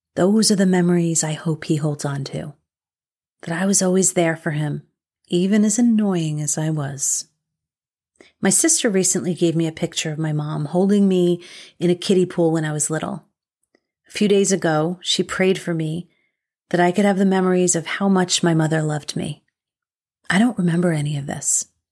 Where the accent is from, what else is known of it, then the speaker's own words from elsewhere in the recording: United States; as an American